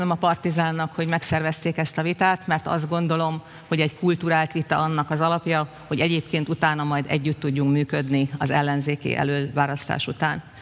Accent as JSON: {"language": "Hungarian", "region": "Budapest", "country": "Hungary", "said": "Én magamat természetesen budapestiként határozom meg"}